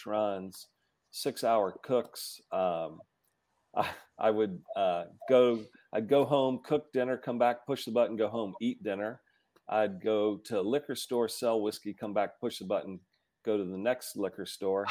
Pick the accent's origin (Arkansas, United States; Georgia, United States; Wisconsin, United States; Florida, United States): Georgia, United States; now in Colorado, United States; I'm from Georgia.